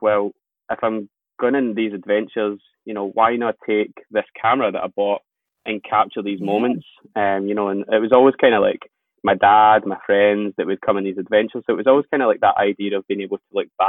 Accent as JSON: {"language": "English", "region": "Scotland", "country": "United Kingdom", "tie": "born or raised there", "said": "growing up in Scotland"}